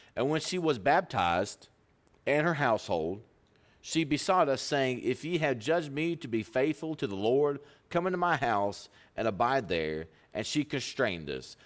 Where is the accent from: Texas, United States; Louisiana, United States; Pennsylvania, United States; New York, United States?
Texas, United States; Pampa; I'm from Pampa, Texas.